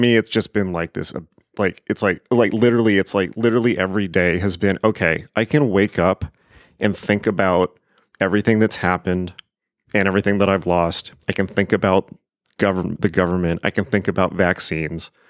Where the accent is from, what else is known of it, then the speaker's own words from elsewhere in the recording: United States; I am an American